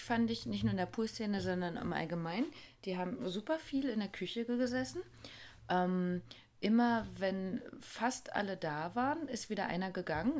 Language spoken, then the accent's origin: German; Germany; bei uns in Deutschland